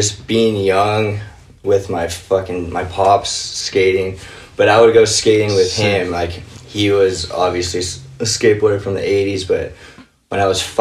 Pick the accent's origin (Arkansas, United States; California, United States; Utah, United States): California, United States; Covina; I grew up in Covina, California